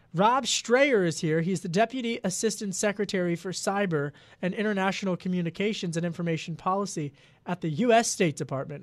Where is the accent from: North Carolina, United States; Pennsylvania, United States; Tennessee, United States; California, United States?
Pennsylvania, United States; Delco, outside Philadelphia; I grew up outside of Philadelphia